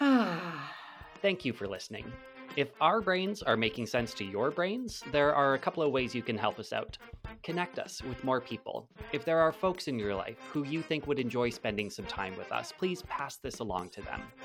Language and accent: English; Lethbridge, Alberta, Canada; now in Calgary, Canada; I'm from, or I live in Calgary, uh, I'm from Lethbridge, which is about two hours away, and that's where my mom is